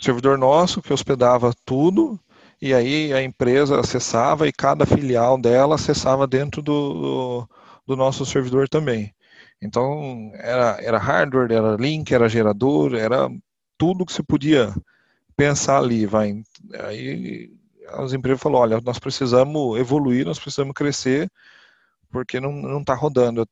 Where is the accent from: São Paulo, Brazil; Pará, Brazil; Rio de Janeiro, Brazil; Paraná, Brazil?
São Paulo, Brazil; Botucatu; eu sou do interior de São Paulo, da cidade de Botucatu